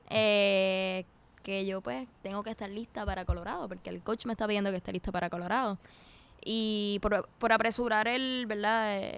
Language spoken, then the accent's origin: Spanish; Puerto Rico; por lo menos yo soy bien bien puertorriqueña